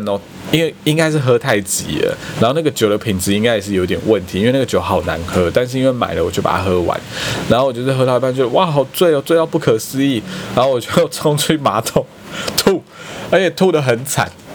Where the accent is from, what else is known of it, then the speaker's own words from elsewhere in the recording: eastern Taiwan, Taiwan; 那总之我就非常喜欢去花蓮，因为我是东部人嘛